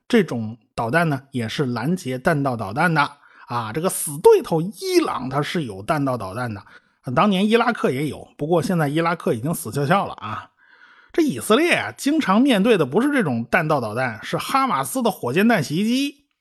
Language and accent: Chinese; China; 我们中国人